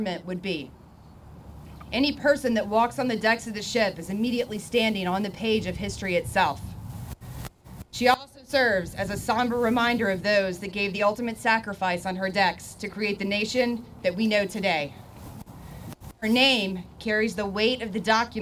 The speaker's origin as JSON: {"language": "English", "region": "Kentucky", "country": "United States", "moved": "as an adult", "lives_now": "Boston, United States", "said": "my home state of Kentucky"}